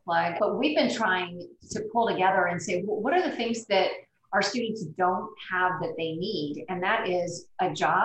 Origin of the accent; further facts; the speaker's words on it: Brownsville, Texas, United States; I grew up in Brownsville, so I'm from the Valley.